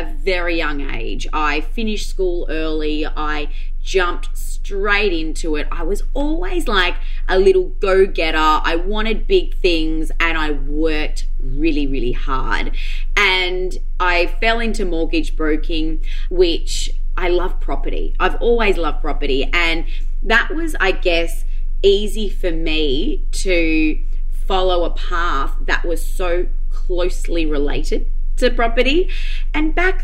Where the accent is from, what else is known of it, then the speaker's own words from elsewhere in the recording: Noosa Heads, Queensland, Australia; moved away; also born or lived in Melbourne; I grew up in Noosa, moved to Melbourne